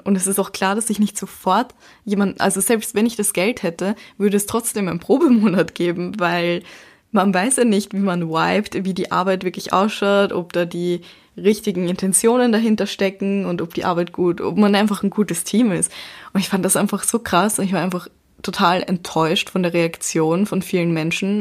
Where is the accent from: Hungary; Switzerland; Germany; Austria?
Austria; Baden, Lower Austria; moved away as an adult; now in Vienna, Austria; ich komme ja aus Baden und dort konnte man überall zu Fuß hingehen oder eben mit dem Bus fahren